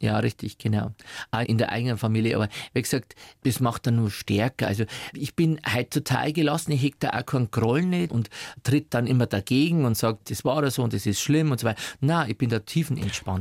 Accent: Upper Palatinate, Bavaria, Germany; now in Munich, Germany; Geprägt haben mich meine Kindheit in der Oberpfälzer Diaspora

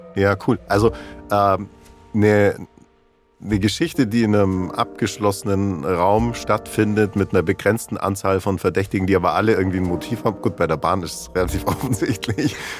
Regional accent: Allgäu, Bavaria, Germany; ich komme aus dem Allgäu

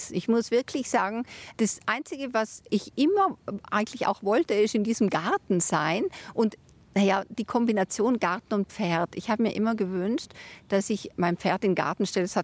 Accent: Trentino-Alto Adige, Italy; also born or lived in Bologna; Ja, also ich war auf der deutschen Schule. In Italien, in Südtirol kann man ja wählen, auf welche Schule man geht. Ich war auf der deutschsprachigen Schule, aber immer mit der Zweitsprache Italienisch

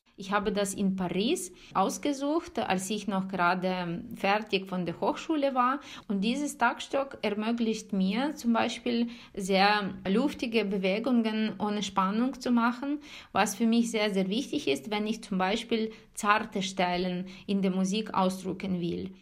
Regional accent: Ukraine; moved away; als Ukrainerin, weil alle meine Freunde sind dort, meine Familie ist dort, meine Eltern leben dort

